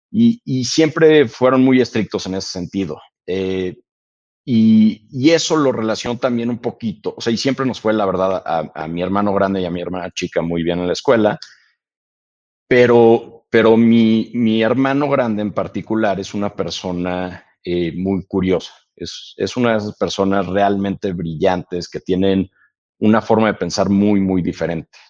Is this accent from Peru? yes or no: no; United States; born there; Entonces, nacimos en Estados Unidos todos.